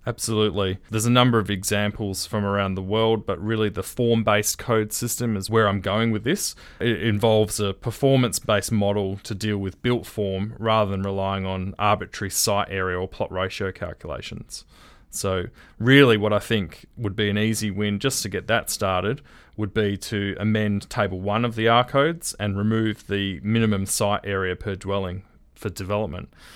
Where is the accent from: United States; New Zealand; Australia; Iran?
Australia; Perth, Western Australia; One of the, uh, duplexes I grew up in was in Riverton